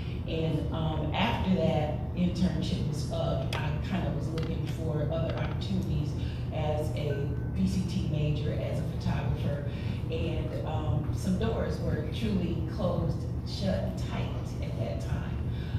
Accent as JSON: {"language": "English", "town": "Canton", "region": "Ohio", "country": "United States", "moved": "as an adult", "lives_now": "Toledo, United States", "said": "I am not a native of Toledo. I'm from Canton, Ohio, and I came to Toledo by way of graduating from Baltimore State University. And right after graduation, I moved into my apartment in Toledo"}